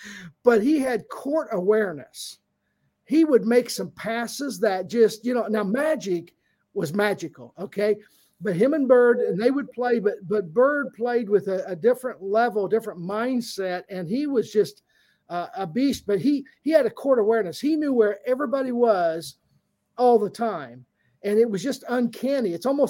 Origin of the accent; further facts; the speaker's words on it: Southern Indiana, United States; I grew up Southern Indiana, so I'm a Hoosier fan